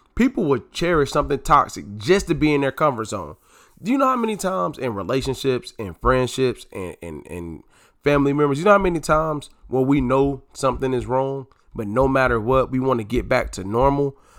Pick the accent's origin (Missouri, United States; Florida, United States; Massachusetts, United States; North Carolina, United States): North Carolina, United States; moved away as an adult; now in DMV area, United States; living in the D M V area from, from North Carolina